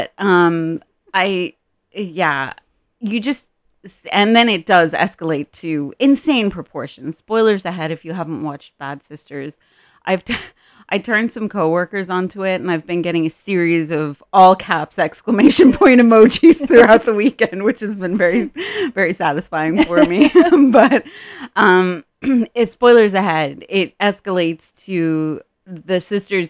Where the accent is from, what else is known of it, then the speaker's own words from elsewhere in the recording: Ireland; moved away; I'm Irish